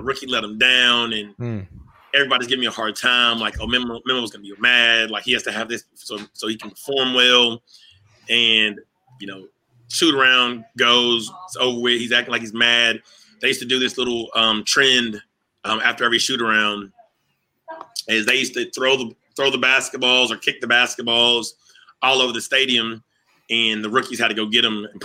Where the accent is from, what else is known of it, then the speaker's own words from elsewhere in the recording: Arkansas, United States; we're both from Arkansas